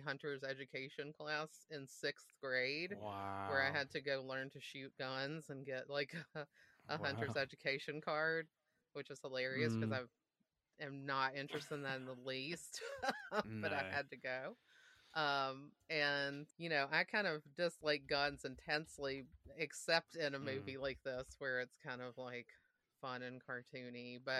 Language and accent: English; the South, United States; I come from the South and everybody has guns and there's a huge like hunting culture.